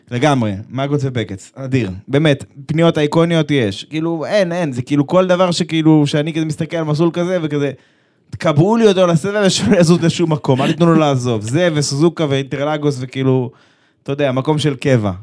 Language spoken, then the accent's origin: Hebrew; Israel